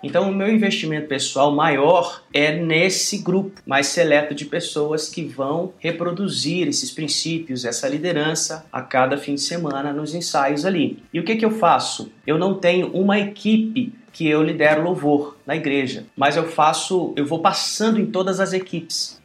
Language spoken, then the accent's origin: Portuguese; Minas Gerais, Brazil; Sou mineiro do estado de Minas Gerais